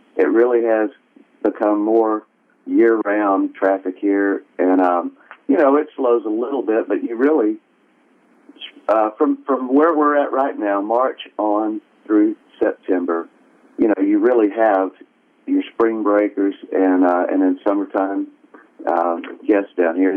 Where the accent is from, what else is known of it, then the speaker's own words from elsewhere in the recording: Conway, Arkansas, United States; moved away as an adult; also born or lived in Fayetteville, Arkansas / Farmington, Arkansas; now in Florida, United States; I was born up in Fayetteville, and we lived right outside in Farmington for a little bit, and then eventually moved down to Conway right. in Central Arkansas